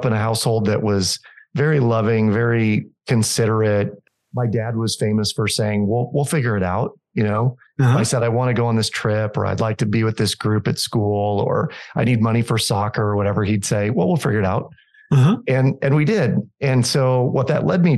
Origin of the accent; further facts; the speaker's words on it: Des Moines, Iowa, United States; I grew up in Des Moines, Iowa